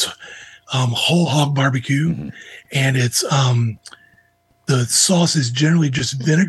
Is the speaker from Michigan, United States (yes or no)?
no; Georgia, United States; now in Charlotte, United States; I live in North Carolina now. Mm-hmm. I grew up in Georgia, but I live in North Carolina, which is a divided barbecue state.